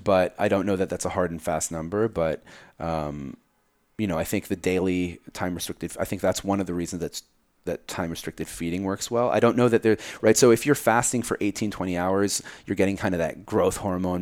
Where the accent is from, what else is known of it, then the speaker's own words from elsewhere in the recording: New Jersey, United States; I grew up in Jersey